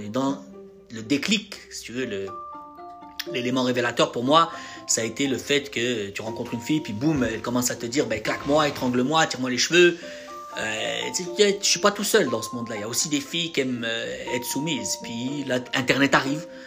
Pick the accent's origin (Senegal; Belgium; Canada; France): France; j'ai grandi en France